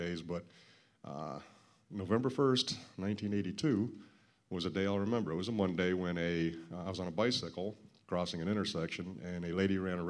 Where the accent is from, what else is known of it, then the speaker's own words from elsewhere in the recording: Arizona, United States; I grew up in Arizona